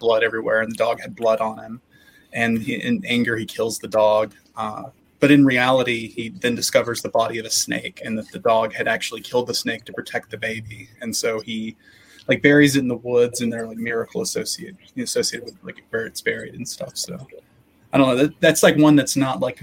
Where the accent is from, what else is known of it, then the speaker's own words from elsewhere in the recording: Appalachia, United States; I'm from Appalachia